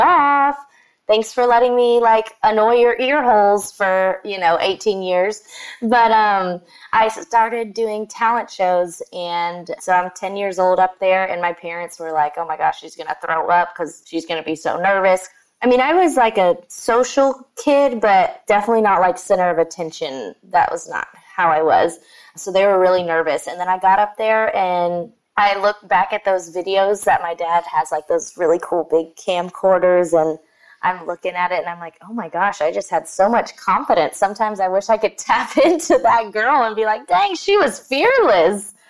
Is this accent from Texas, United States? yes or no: yes; Sugar Land, Texas, United States; growing up in that area